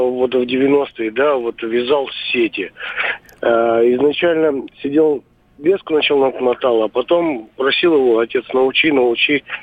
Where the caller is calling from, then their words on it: Krasnoyarsk, Krasnoyarsk Krai, Russia; я из Красноярска сегодня